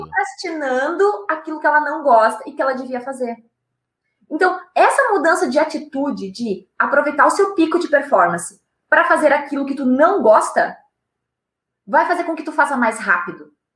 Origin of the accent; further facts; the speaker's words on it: Rio Grande do Sul, Brazil; eu sou do Rio Grande do Sul, aqui nós temos Gramado na nossa serra